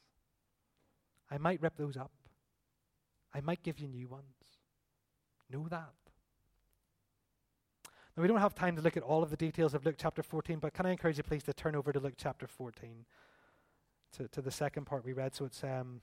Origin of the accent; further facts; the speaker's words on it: Belfast, Northern Ireland, United Kingdom; We're from East Belfast